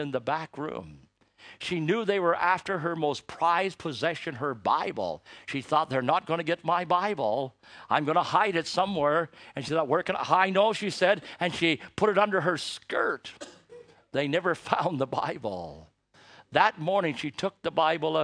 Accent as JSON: {"language": "English", "town": "Toronto", "region": "Ontario", "country": "Canada", "tie": "born or raised there", "said": "I was born in Canada"}